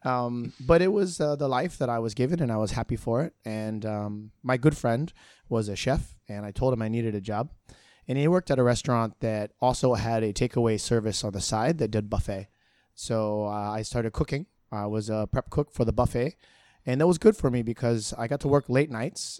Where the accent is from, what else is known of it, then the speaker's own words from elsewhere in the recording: Hawaii, United States; moved away as an adult; now in Singapore; I grew up in Hawaii